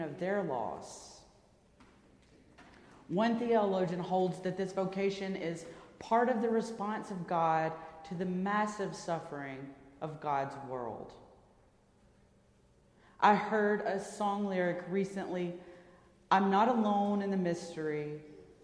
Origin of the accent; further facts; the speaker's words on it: Birmingham, Alabama, United States; my hometown of Birmingham, Alabama